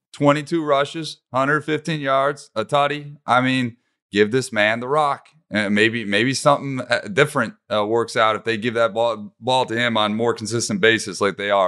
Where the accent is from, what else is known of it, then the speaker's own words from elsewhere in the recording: Detroit, Michigan, United States; my hometown Detroit Lions